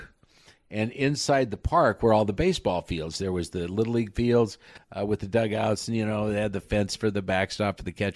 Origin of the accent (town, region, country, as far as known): near Sterling, Colorado, United States; born or raised there; moved away; also born or lived in Sidney, Nebraska